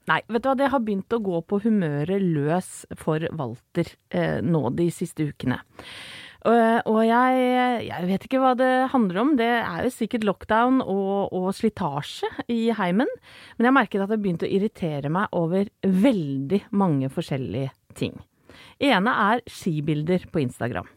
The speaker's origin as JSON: {"language": "Norwegian", "region": "Vestfold", "country": "Norway", "moved": "yes", "lives_now": "Oslo, Norway", "said": "Jeg er fra Vestfold egentlig, men så føler jeg nå Jeg har bodd såpass lenge i Oslo"}